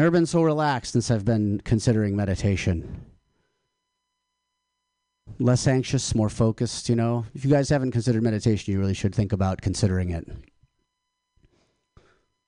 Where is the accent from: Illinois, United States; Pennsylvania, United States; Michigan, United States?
Michigan, United States; now in California, United States; I'm from Michigan. I went home to Michigan for the holidays.